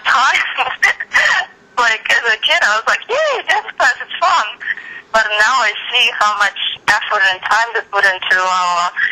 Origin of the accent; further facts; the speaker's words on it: Odesa, Odesa Oblast, Ukraine; moved away as an adult; now in Los Angeles, United States; I'm originally from Odessa, Ukraine. It's a seaport on the Black Sea, and it's where I grew up